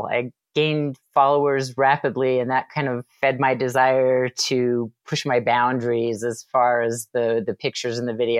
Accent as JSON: {"language": "English", "region": "Utah", "country": "United States", "tie": "born or raised there", "said": "I was raised in Utah."}